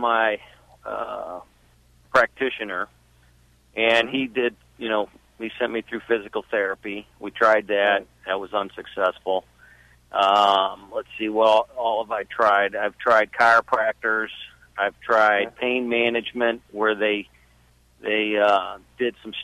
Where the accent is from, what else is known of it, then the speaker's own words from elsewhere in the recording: St. Louis, Missouri, United States; I'm from St. Louis, Missouri